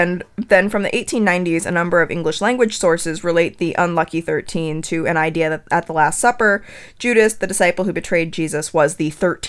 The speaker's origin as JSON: {"language": "English", "area": "right outside of Newtown", "region": "Connecticut", "country": "United States", "tie": "born or raised there", "said": "I grew up right outside of Newtown"}